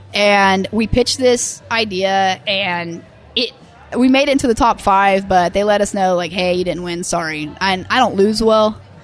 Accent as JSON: {"language": "English", "town": "Tulsa", "region": "Oklahoma", "country": "United States", "tie": "born or raised there", "said": "I grew up living in Tulsa"}